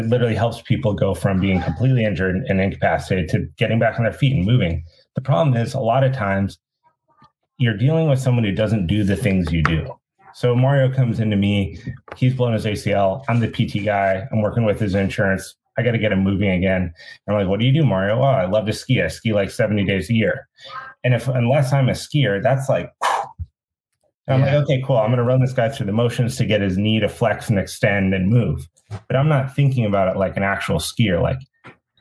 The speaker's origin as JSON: {"language": "English", "town": "Steamboat Springs", "region": "Colorado", "country": "United States", "tie": "born or raised there", "said": "I grew up in Steamwood Springs, Colorado"}